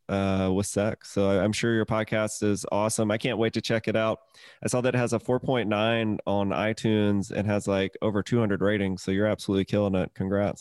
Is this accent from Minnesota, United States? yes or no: no; Mississippi, United States; moved away as an adult; also born or lived in Atlanta, Georgia; I'm from Mississippi originally